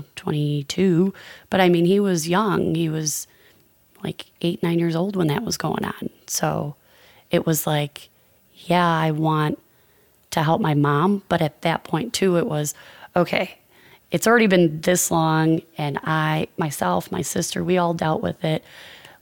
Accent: Chicago, Illinois, United States; I grew up on the northwest side of Chicago

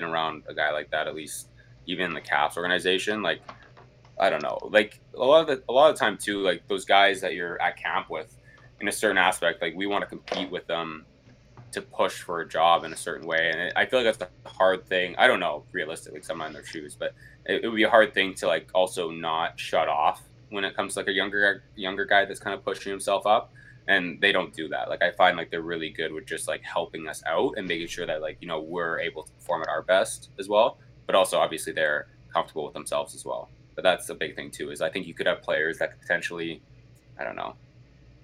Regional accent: Saskatoon, Saskatchewan, Canada; I'm from Saskatoon

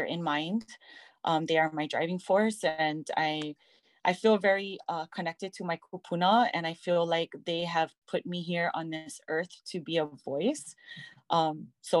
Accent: Lahaina, Hawaii, United States; growing up in Lahaina was beautiful.

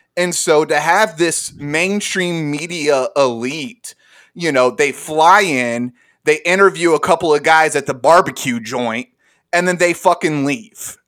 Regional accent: Arkansas, United States; all three of us grew up together in arkansas

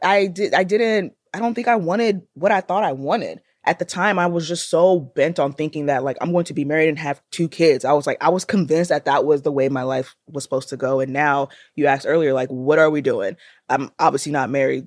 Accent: Nigeria; I am Nigerian

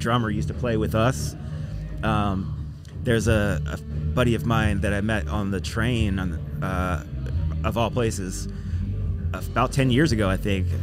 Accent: Virginia, United States; we're from Virginia.

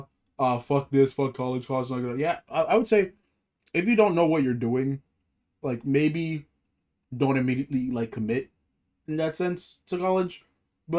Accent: Nigeria; now in United States; when we're growing up in Nigeria

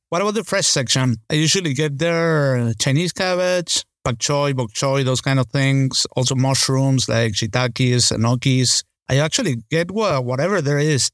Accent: Caracas, Capital District, Venezuela; moved away; I grew up in Caracas

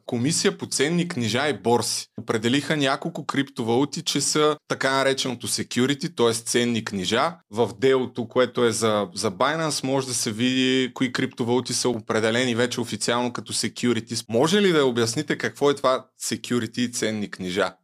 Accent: Targovishte Province, Bulgaria; като един търговешки селенин

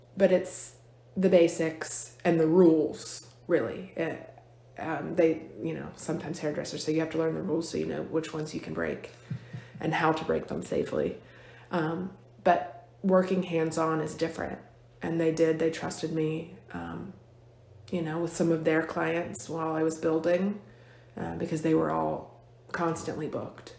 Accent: Fork Union, Virginia, United States; most of my life I've been here in Fluvanna County. Um, I grew up in Fork Union.

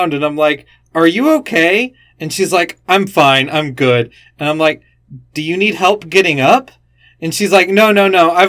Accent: Alabama and Florida, the South, United States; I grew up in Alabama and Florida, and my mom and her parents were from New York

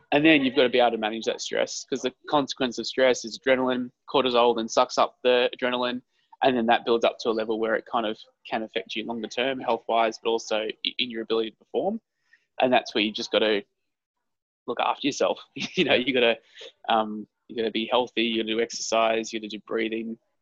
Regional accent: Queensland, Australia; moved away; also born or lived in Melbourne; So I grew up in Queensland, so you graduate school when you're 17 in Queensland.

